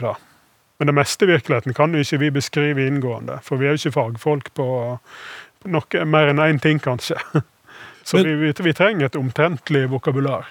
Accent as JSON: {"language": "Norwegian", "region": "Western Norway", "country": "Norway", "said": "som vestlending jeg liker jo hardt vær"}